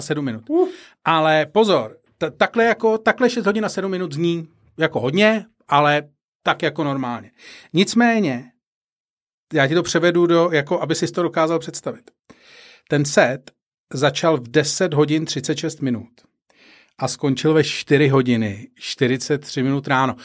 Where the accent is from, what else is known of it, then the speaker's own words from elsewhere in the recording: Prague, Czechia; jedna z mých vzpomínek z dětství když jsme bydleli na Barandově, jezdili jsme na Smíchov.